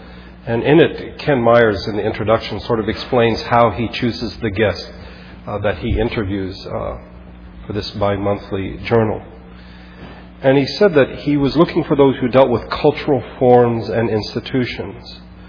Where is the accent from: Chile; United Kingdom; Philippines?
Philippines; Growing up in the Philippines, I remember just being struck by the fact that people knew their third and fourth cousins.